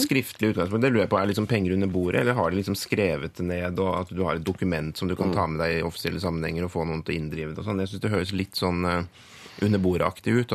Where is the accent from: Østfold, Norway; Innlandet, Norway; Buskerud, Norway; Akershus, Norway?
Innlandet, Norway; moved away; jeg kommer jo fra Innlands-Norge